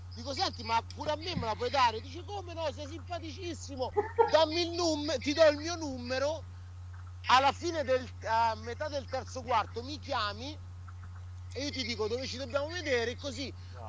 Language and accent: Italian; Sicily, Italy; now in New York, United States; i miei bisnonni erano siculi